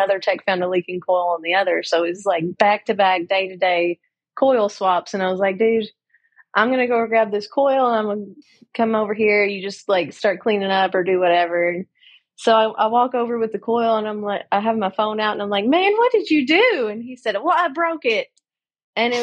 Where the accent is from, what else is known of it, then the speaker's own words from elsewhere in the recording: Kentucky, United States; accent: Southern; I'm from Kentucky